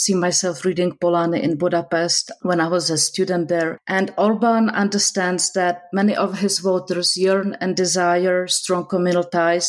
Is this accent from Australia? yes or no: no; Prague, Czechia; I grew up in Prague